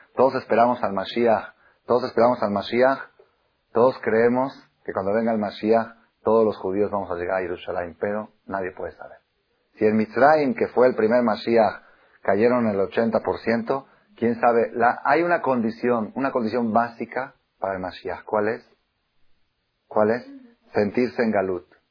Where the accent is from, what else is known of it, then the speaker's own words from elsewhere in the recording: Mexico; also born or lived in Argentina / Israel; yo nací en Argentina. Estudié me los 14 años a Israel, estudié 10 años en Israel, regresé a México